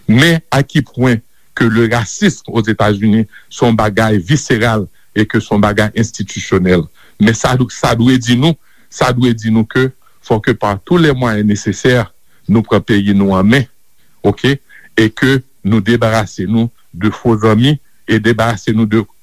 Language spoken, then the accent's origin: Haitian Creole; Haiti